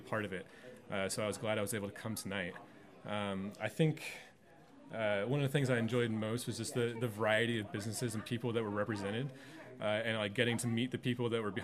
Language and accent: English; Whittier, California, United States; also born or lived in West Side, Los Angeles; I was born and raised here in Whittier, California